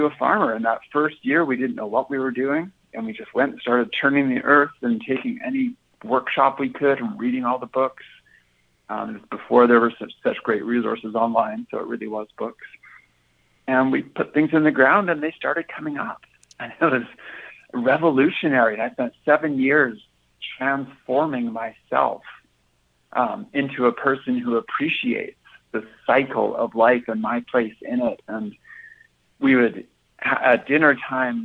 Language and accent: English; a small town outside of Vancouver, British Columbia, Canada; now in Minnesota, United States; I grew up in a small town outside of Vancouver.